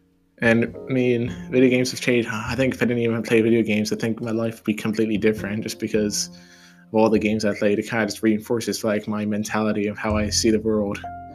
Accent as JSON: {"language": "English", "region": "Hawaii", "country": "United States", "tie": "born there", "said": "I'd say I was born in Hawaii. And a lot of people don't know that, but it's a pretty cool place."}